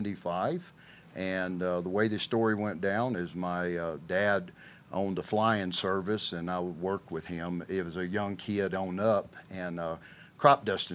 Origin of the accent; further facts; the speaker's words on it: Arkansas, United States; And it's really strange, you know, there's been some of the top bull riders in the world come from my area.